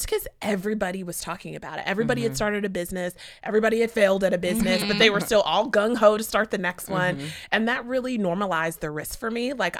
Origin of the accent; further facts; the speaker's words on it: Charlotte, North Carolina, United States; So I also grew up performing. I grew up in Charlotte, North Carolina.